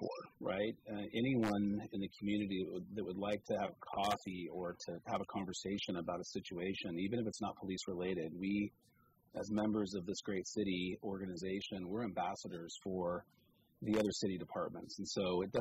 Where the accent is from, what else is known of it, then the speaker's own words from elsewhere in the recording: Petaluma, California, United States; now in Cotati, United States; I was born and raised over on Caulfield